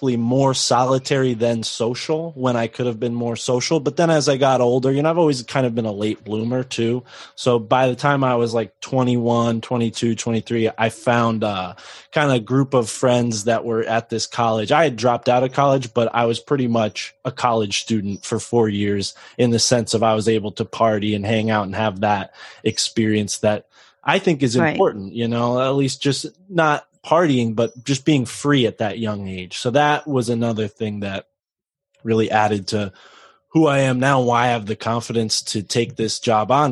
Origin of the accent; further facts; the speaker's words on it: New England, United States; I grew up in New England and it's rough